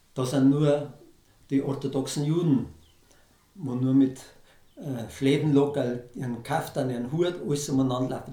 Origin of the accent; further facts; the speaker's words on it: Lower Bavaria, Germany; mein Geburtsort vorbeigekommen, so dem Bauernhof